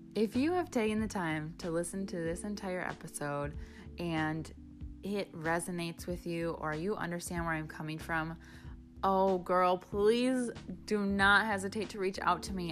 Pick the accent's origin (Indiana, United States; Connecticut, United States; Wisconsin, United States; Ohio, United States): Wisconsin, United States; growing up in Wisconsin, where there are more bars than there are grocery stores